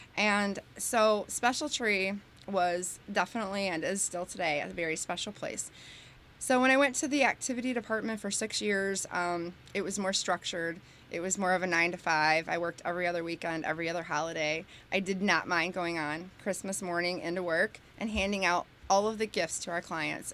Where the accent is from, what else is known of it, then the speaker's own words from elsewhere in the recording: New Boston, Michigan, United States; also born or lived in Bronxville, New York; I grew up in New Boston, and it was great